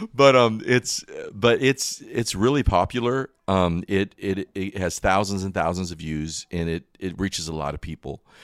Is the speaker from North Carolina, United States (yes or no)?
yes; Wilkesboro, North Carolina, United States; also born or lived in Michigan; I was born in Wilkesboro, right here in North Carolina